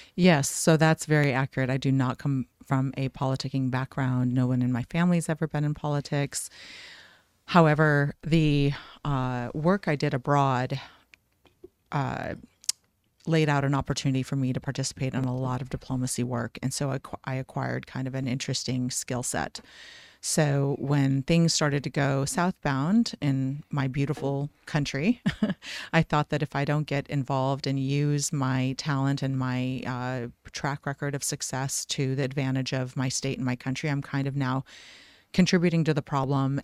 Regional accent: Iowa, United States; also born or lived in Lebanon; now in Scottsdale, United States; I grew up in Iowa after immigrating from I Lebanon.

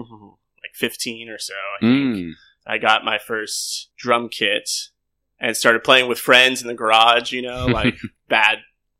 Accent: San Diego, California, United States; moved away as an adult; now in Vietnam; and I grew up there in San Diego

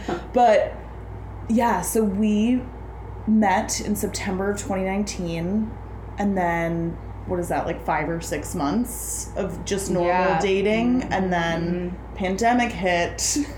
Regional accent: Chicago, Illinois, United States; I'm from Beverly on the South Side of Chicago. Come from a blue-collar family. My mom was is a nurse.

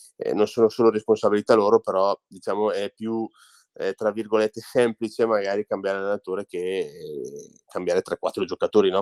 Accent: Orzinuovi, Lombardy, Italy; Orzi Nuovi è il mio paese, dove io ho iniziato a giocare

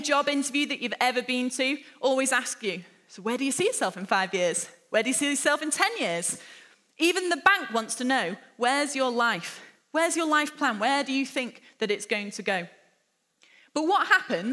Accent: Lytham St Annes, North West England, United Kingdom; also born or lived in Hampshire; now in Liverpool, United Kingdom; I spent my childhood growing up in Lytham St Annes, which is just a small seaside town just an hour north of here

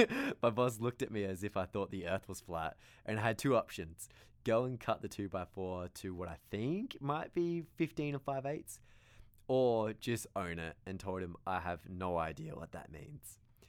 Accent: Australia; I came from Australia, not really knowing much at all about construction

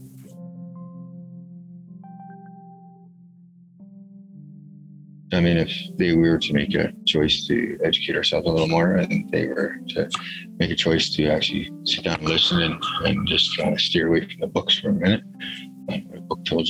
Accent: Goodrich Lake, Lac La Biche area, Alberta, Canada; now in Fort St. John, Canada; I'm Indigenous from Goodrich Lake, Lac La Biche area, Alberta

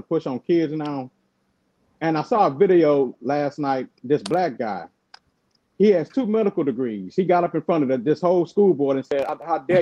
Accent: the South, United States; accent: southern; My southern accent

